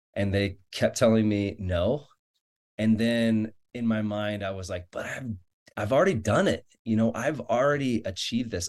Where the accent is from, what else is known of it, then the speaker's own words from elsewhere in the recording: Florida, United States; now in Farmington, Utah, United States; I'm from Florida